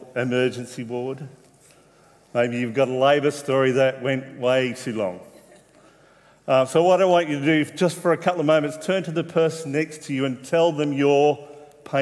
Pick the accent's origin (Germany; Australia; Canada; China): Australia; Wollongong, New South Wales; now in Tasmania, Australia; my hometown in Wollongong